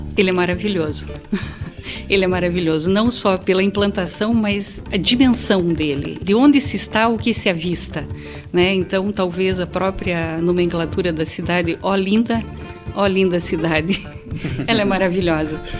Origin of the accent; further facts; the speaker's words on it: Brazil; quando saímos do Brasil e chegamos em Portugal, nos sentimos absolutamente em casa